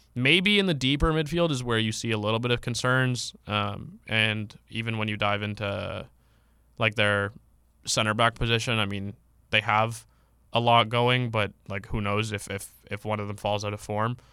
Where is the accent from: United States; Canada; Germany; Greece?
Canada; I'm from Canada